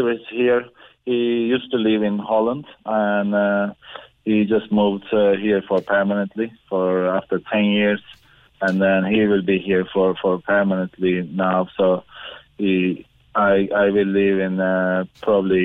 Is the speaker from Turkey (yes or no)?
yes; Ankara, Turkey; moved away; we are from Ankara, it's the capital of the Turkey